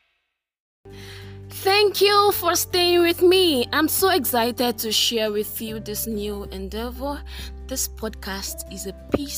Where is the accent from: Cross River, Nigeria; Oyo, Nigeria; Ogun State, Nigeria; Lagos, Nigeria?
Oyo, Nigeria; Ibadan; I'm from Nigeria. I grew up in a city founded on Seven Hills, the beautiful city of Ibadan